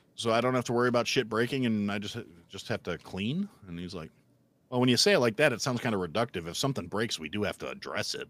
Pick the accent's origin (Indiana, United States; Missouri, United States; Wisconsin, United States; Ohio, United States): Wisconsin, United States; now in Illinois, United States; I grew up in Wisconsin